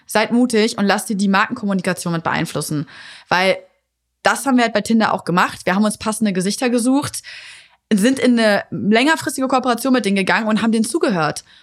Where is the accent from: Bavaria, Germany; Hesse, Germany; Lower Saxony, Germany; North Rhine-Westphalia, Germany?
Lower Saxony, Germany; Hanover; ich komme aus Hannover